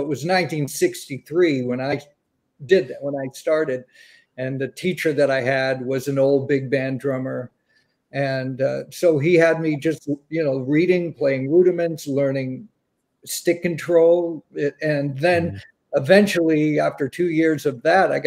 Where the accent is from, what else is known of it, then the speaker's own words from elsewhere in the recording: Boston, Massachusetts, United States; growing up in the Boston area